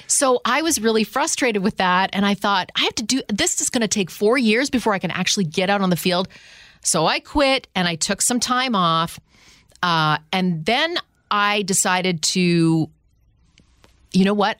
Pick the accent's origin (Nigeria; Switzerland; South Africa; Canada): Canada; Ottawa, Ontario; moved away as an adult; also born or lived in Toronto, Ontario, Canada / Houston, Texas; I grew up in Ottawa. I moved to Houston, Texas in two thousand